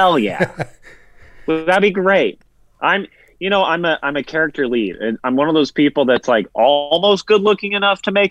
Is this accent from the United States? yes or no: yes; Tennessee, United States; Well, I am a Southerner. I'm from Tennessee